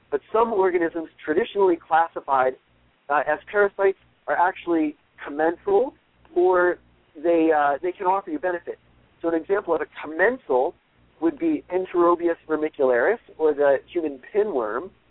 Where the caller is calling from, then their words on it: San Diego, California, United States; from San Diego.